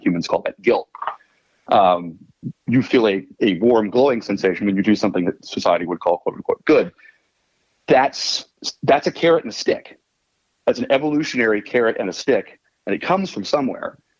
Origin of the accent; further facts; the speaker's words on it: Washington, District of Columbia, United States; I am from Washington, D.C. originally